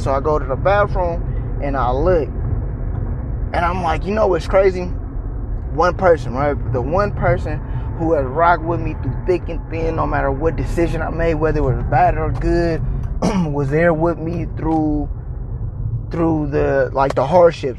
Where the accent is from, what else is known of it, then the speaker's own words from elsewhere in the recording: California, United States; now in Texas, United States; I'm a transplant in Texas, but I'm originally from California.